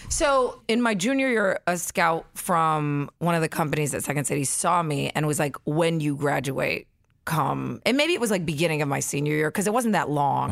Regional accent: Davenport, Iowa, United States; also born or lived in Spencer, Iowa; my parents moved to Davenport, Iowa, where I was essentially raised

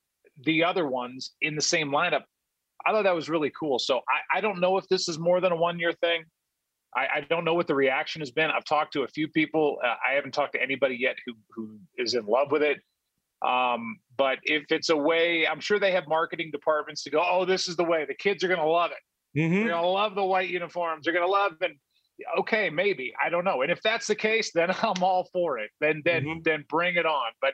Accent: St. Louis, Missouri, United States; I grew up in St. Louis, a Cardinal fan

